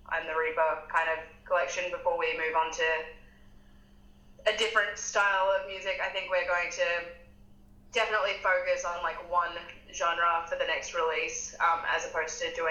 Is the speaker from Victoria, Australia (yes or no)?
no; Queensland, Australia; also born or lived in Melbourne; now in Adelaide, Australia; born and raised in Queensland, it's summer there all the time.